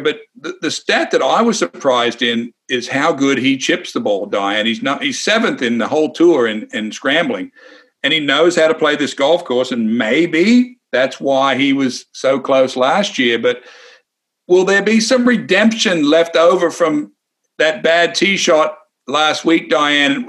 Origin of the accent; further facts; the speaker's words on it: Wagga Wagga, New South Wales, Australia; me growing up in Wagga Wagga, Australia